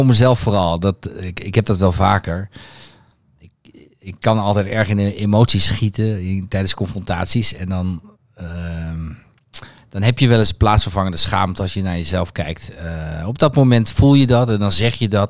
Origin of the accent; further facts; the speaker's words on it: Twente, Overijssel, Netherlands; een, een Twents gezin